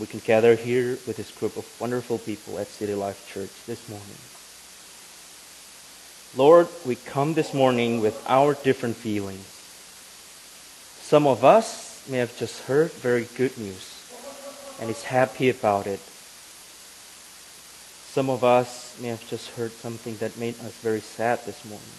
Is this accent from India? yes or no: no; Indonesia; moved away as an adult; now in Grand Rapids, United States; I am from Indonesia, but I live in Grand Rapids, Michigan right now